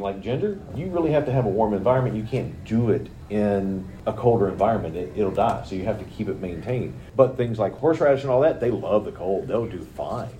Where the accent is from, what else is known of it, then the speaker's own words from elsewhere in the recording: West Virginia, United States; moved away; I grew up in West Virginia